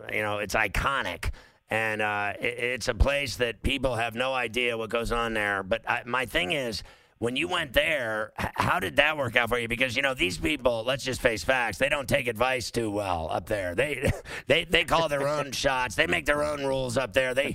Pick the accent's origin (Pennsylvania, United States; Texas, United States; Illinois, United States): Pennsylvania, United States; Pittsburgh; I'm from Pittsburgh